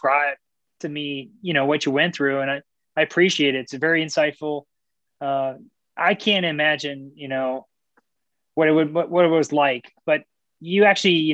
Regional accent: Bellevue, Washington, United States; also born or lived in Issaquah, Washington; the trails that I grew up on in Bellevue and in Issaquah and sort of that Western Washington, Seattle area

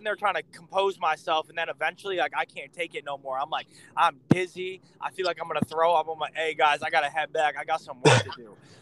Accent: New England, United States; I'm from New England

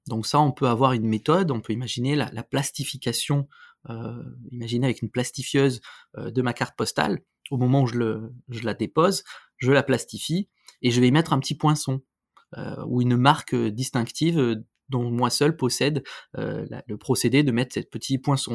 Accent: France; chez nous en France

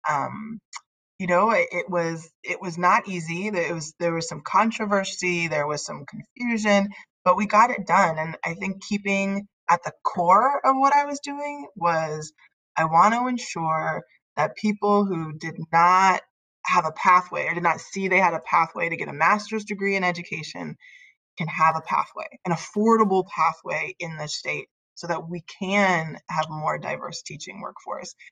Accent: Northern California, United States; I grew up in Northern California, um, born and raised

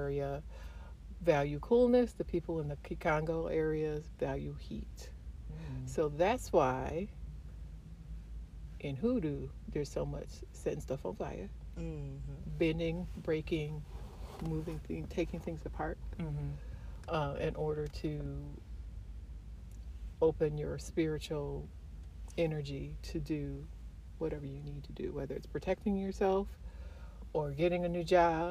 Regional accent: Highland Park, Michigan, United States; also born or lived in Detroit, Michigan; I was born in Highland Park.

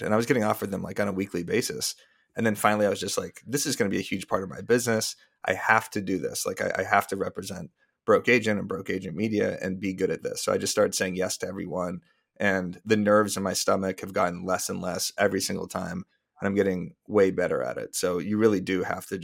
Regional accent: Arizona, United States; I'm actually from Arizona

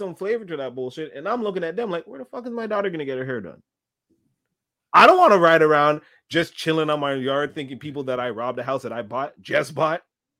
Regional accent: Dorval, Quebec, Canada; You just tell people I'm from Northside, Dover.

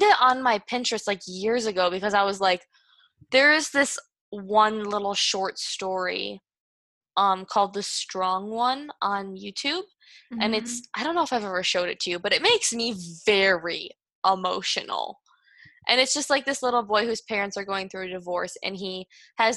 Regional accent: Michigan, United States; I'm from Michigan, the Midwest

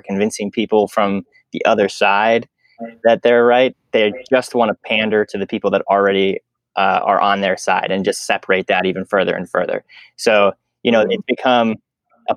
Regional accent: Pennsylvania, United States; now in Omaha, United States; I'm from Pennsylvania, which is a state on the other side of the country

